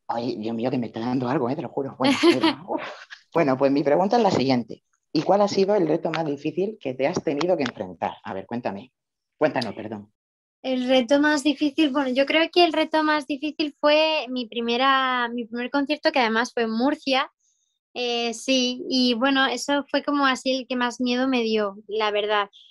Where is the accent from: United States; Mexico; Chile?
Chile; soy de Chile